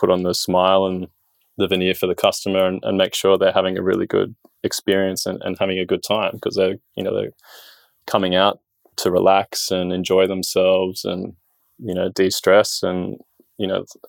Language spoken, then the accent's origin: English; Sydney, New South Wales, Australia; Born and raised in Sydney